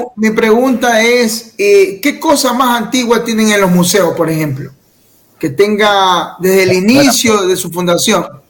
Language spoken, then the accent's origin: Spanish; Guayaquil, Guayas, Ecuador; yo como guayaquileño